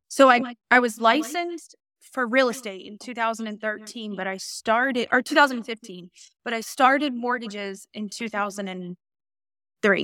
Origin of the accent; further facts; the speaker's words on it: Norfolk, Virginia, United States; now in Suffolk, United States; I am born and raised in Norfolk, Virginia